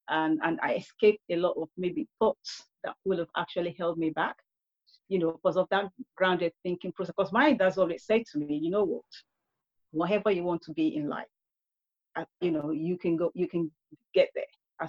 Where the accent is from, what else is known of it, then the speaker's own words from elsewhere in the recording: Nigeria; also born or lived in United Kingdom; Growing up in Nigeria, but I have a mixed upbringing. I was growing up in the UK at the same time